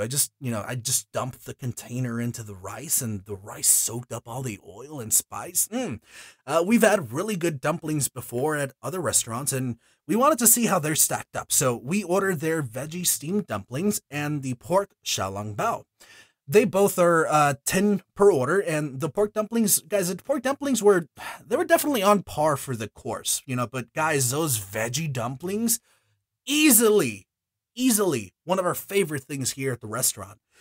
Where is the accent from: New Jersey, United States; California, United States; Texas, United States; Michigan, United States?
Texas, United States; Houston; I was born in Houston. Yes, I was also raised here in Houston